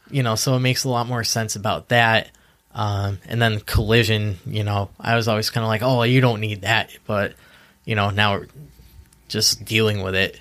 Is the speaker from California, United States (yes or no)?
no; Easthampton, Massachusetts, United States; I'm born and raised in East Hampton.